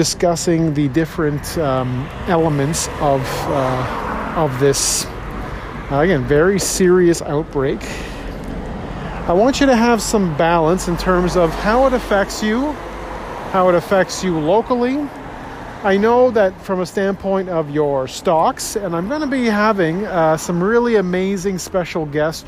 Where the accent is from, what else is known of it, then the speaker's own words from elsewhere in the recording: Toronto, Ontario, Canada; born and raised in Toronto, born in Scarborough, stayed in Toronto my whole life